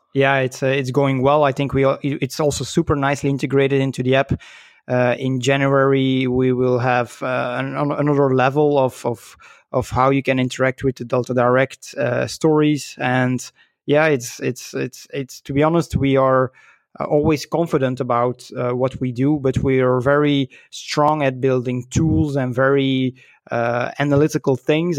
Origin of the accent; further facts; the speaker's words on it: Belgium; I was born in Belgium, so I'm a, a Belgian lad